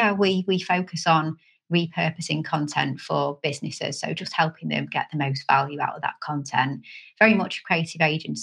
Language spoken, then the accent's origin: English; Canada; born there; so I was born in Canada. I'm half Canadian, half British. Well, kind of. I've got Canadian citizenship as well as British.